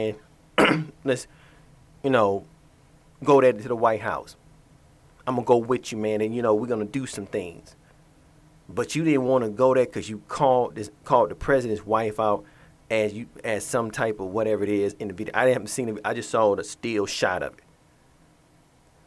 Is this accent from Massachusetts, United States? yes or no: no; Atlanta, Georgia, United States; as a person that was born and raised in Atlanta